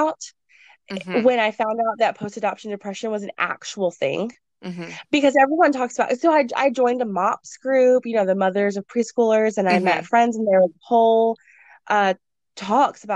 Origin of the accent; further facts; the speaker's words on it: Texas, United States; moved away as an adult; even though I was from Texas, I hadn't lived there for about 6 years